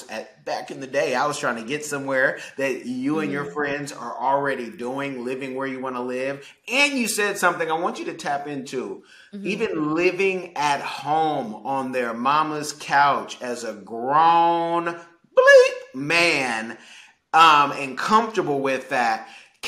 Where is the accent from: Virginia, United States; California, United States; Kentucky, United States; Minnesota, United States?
California, United States; the Bay Area, so it was always